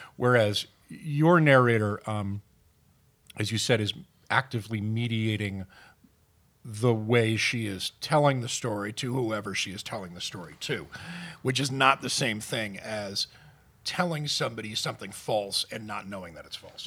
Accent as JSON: {"language": "English", "country": "United Kingdom", "tie": "born or raised there", "moved": "yes", "said": "I'm from Britain"}